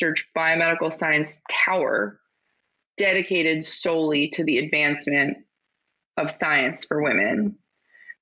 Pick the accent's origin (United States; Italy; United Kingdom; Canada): United States; Pittsburgh, Pennsylvania; I'm from Pittsburgh